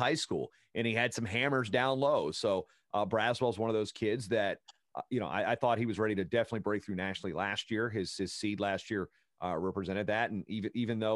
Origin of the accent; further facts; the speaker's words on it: Virginia, United States; I'm from Virginia